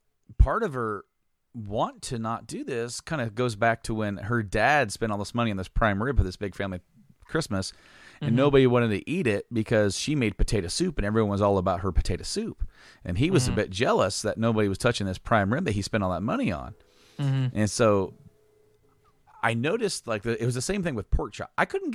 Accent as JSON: {"language": "English", "town": "Hoopeston", "region": "Illinois", "country": "United States", "tie": "born or raised there", "said": "The IGA where Nate and I grew up in Hoopston used to have it."}